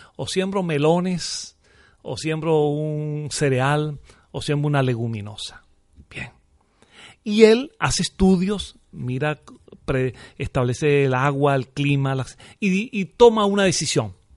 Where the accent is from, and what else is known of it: Venezuela; moved away as an adult; now in Murcia, Spain